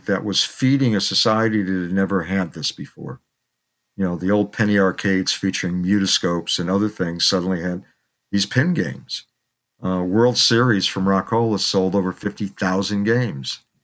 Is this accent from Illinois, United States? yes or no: yes; Chicago, Illinois, United States; moved away as an adult; also born or lived in New York City; I grew up in Chicago. I grew up on the South Side.